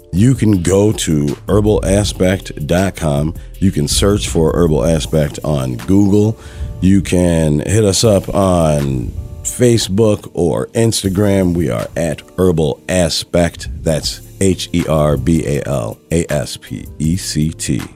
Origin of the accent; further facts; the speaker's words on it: Madison, Wisconsin, United States; I grew up in Madison, Wisconsin